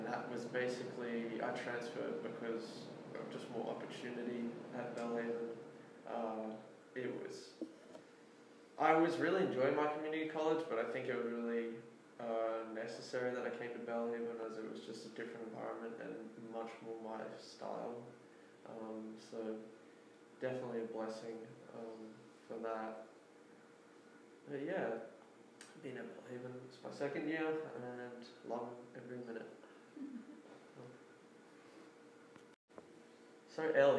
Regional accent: Australia; moved away as an adult; also born or lived in England; now in United States; I spent the next 12 years in Australia. I went to primary school and high school, did most of my growing up in Australia

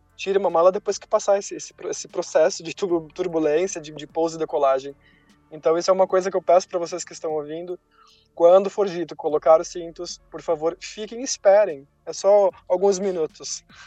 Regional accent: Brazil; moved away as an adult; also born or lived in Brussels, Belgium; eu era brasileiro

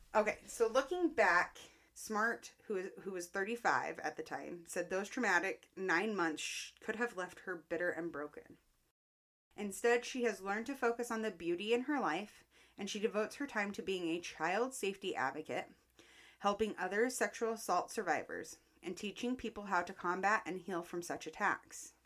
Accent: Roy, Utah, United States; my hometown of Roy

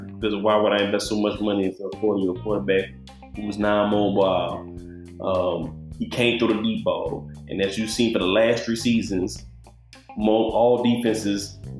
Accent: the South, United States; we are from the South.

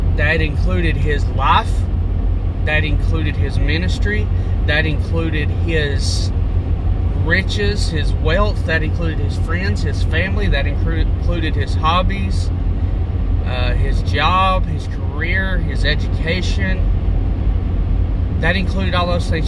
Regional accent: United States; My nationality is an American

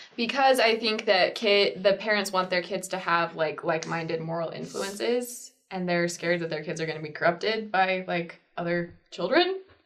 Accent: Arizona, United States; I was raised in Arizona and I from a small town, 5,000 people

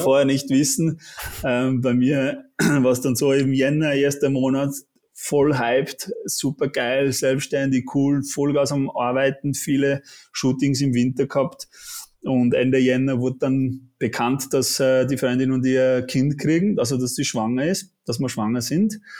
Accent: Switzerland; accent: Swiss; moved away as an adult; now in Austria; komme aus der Schweiz, bin nicht gebürtiger Österreicher. Man hört vielleicht auch ein bisschen am Akzent, ich versuche zu unterdrücken

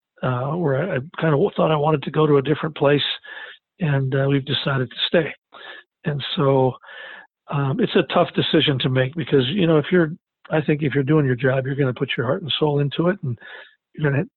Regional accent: Lake Benton, Minnesota, United States; moved away as an adult; also born or lived in Rapid City, South Dakota / Edina, Minnesota / Madison, South Dakota; now in Sioux Falls, United States; I'm originally from Lake Benton, Minnesota, where I played for my dad

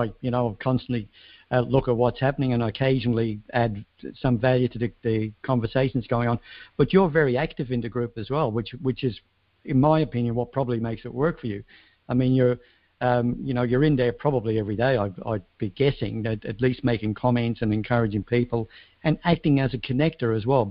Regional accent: Ireland; I come from Ireland, so I've got a little bit of a presence there.

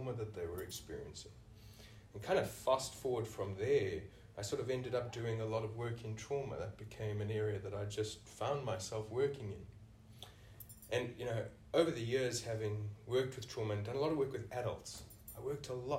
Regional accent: South Africa; moved away as an adult; now in Australia; you can hear from the accent, I'm originally from South Africa.

